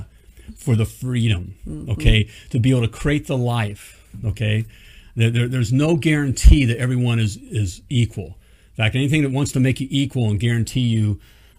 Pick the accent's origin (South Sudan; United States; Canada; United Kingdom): United States; as an American